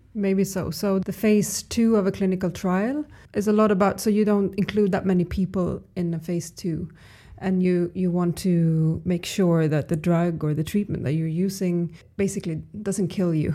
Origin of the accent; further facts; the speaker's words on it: Stockholm, Stockholm County, Sweden; I'm from Stockholm.